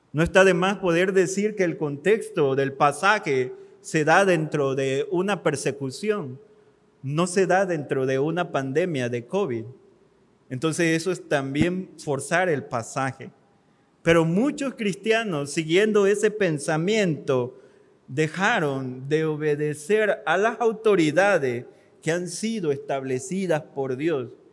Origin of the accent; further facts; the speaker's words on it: Mexico; como mexicanos